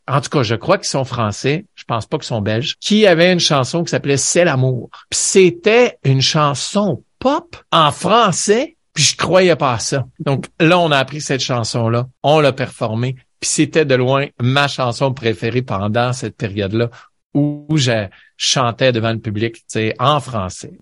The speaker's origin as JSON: {"language": "French", "town": "Vanier", "region": "Ontario", "country": "Canada", "tie": "born or raised there", "said": "j'ai grandi à Vanier, Ontario"}